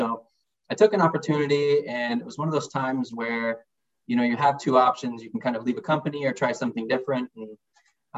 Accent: Seattle, Washington, United States; I'm Snoqualmie Indian and from Seattle, Washington, and I'm a proud father

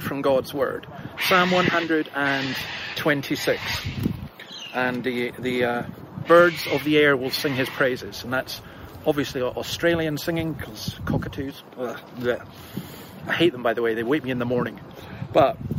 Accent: Scotland, United Kingdom; moved away; you may have gathered from my accent, I'm not from round here. I'm a Scot and I'm a Scottish Calvinist

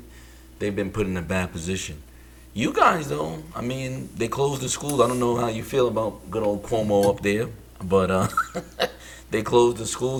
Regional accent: New York City, New York, United States; born or raised there

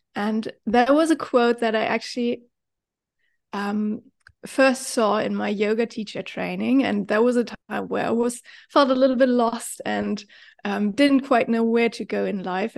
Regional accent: Germany; moved away as an adult; now in Bali, Indonesia; I am originally from Germany

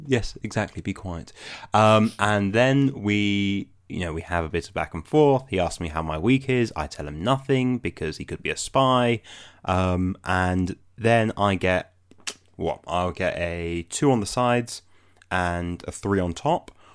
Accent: London, United Kingdom; I'm from London

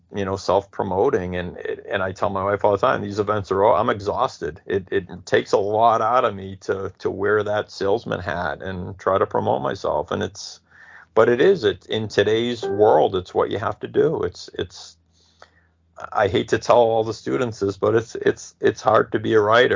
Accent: Malden, Massachusetts, United States; now in Arizona, United States; I grew up in Malden, Massachusetts

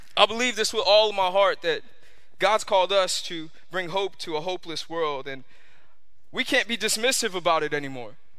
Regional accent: New York, United States; now in Florida, United States; I grew up in New York

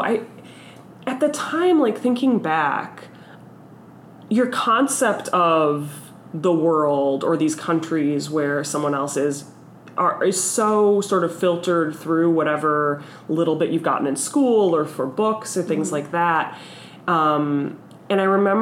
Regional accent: just outside of Detroit, Michigan, United States; now in Philadelphia, United States; I grew up in Michigan. I grew up just outside of Detroit.

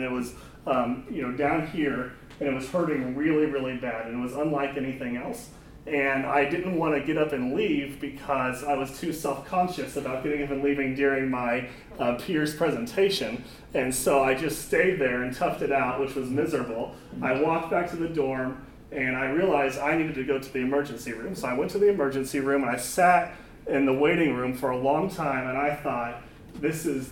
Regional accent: Overland Park, Kansas, United States; I grew up in Overland Park, Kansas, which is a suburb of the Kansas City area

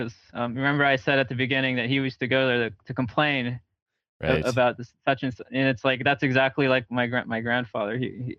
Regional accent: Riverside, California, United States; also born or lived in Los Angeles; now in Portland, United States; So I was born in Los Angeles, and then we ended up settling in Riverside, which is like an hour east of LA. But I went to college in LA, and I went to grad school in LA. So I like to call LA home, I guess.

